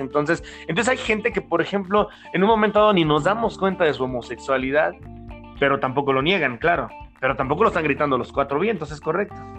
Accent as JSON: {"language": "Spanish", "country": "Mexico", "said": "como mexicanos"}